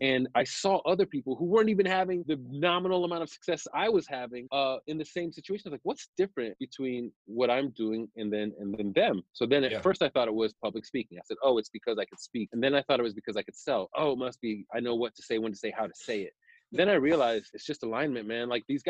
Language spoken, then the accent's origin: English; Germany; And at the time, I grew up military and in Germany and stuff.